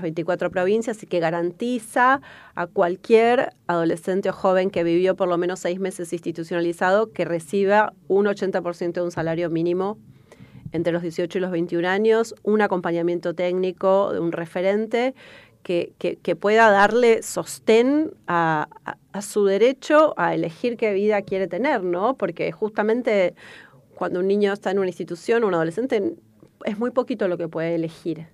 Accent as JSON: {"language": "Spanish", "country": "Argentina"}